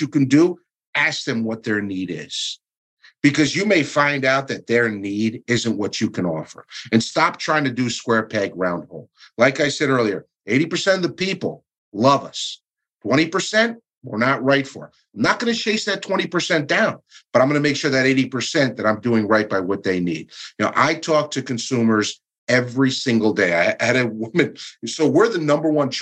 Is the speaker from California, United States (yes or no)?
no; Stamford, Connecticut, United States; That is actually my hometown. That's where I was born and raised